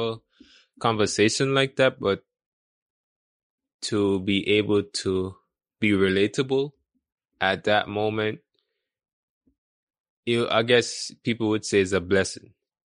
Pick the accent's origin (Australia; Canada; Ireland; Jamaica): Jamaica; Portmore; born or raised there; also born or lived in Kingston, Jamaica